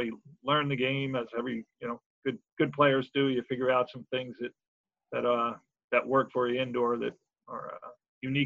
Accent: Philadelphia, Pennsylvania, United States; in Philadelphia, as a Philadelphian

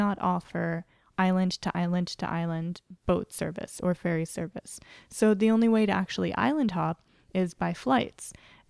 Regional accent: Honolulu, Hawaii, United States; I grew up in Honolulu, actually.

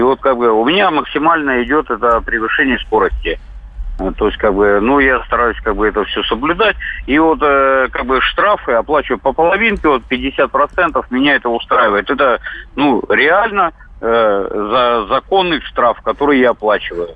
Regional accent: Siberia, Russia; я водитель из Сибири

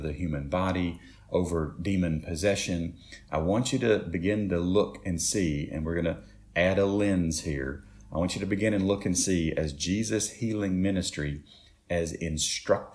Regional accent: Shelbyville, Tennessee, United States; We grew up in Shelbyville

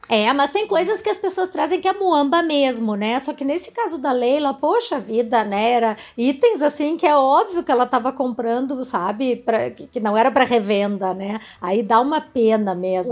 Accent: Jaguarão, Rio Grande do Sul, Brazil; Eu sou de Jaguarão, uhum. né? Aqui no, no, Rio Grande do Sul, na fronteira com o Uruguai

